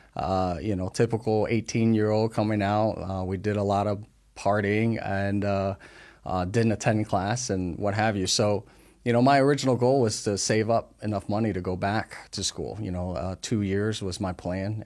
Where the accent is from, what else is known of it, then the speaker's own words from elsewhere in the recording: New Jersey, United States; moved away as an adult; also born or lived in Taiwan; now in West Virginia, United States; we grew up in North Jersey